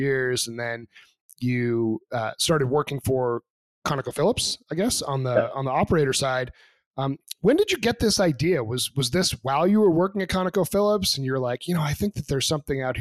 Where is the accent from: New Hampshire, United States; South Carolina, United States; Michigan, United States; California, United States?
New Hampshire, United States; I'm actually from New Hampshire. So I grew up just a little bit south of the Canadian border onto Quebec.